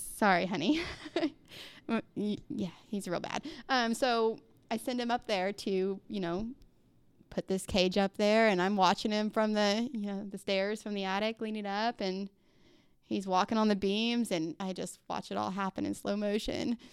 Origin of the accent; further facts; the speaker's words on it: Mount Vernon, Missouri, United States; now in Republic, United States; I grew up in Mount Vernon